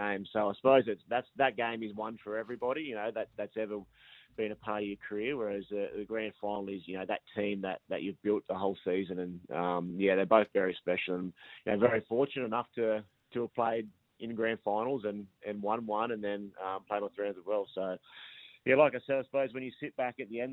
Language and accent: English; New South Wales, Australia; moved away; I grew up in Hadhead, which is about an hour south of Coffs Harbour.